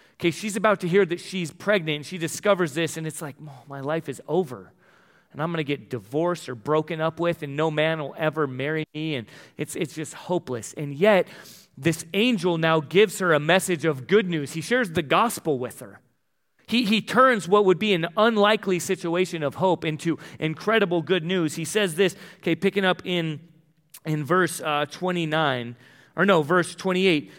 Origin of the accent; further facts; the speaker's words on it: El Cajon, California, United States; moved away; I'm from El Cajon, San Diego, the box